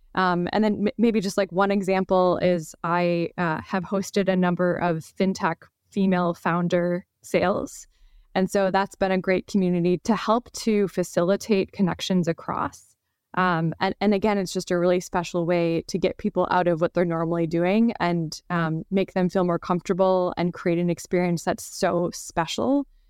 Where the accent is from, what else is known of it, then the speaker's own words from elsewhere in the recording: Wisconsin, United States; now in San Francisco, United States; I grew up sailing in Wisconsin on Lake Michigan